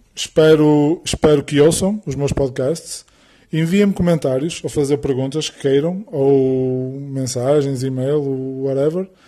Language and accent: Portuguese; Porto, North, Portugal; sou do Porto